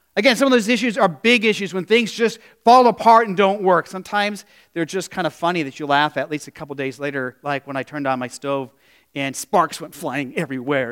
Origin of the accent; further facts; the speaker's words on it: Phoenix, Arizona, United States; now in Midwest, United States; in the desert where I grew up in Phoenix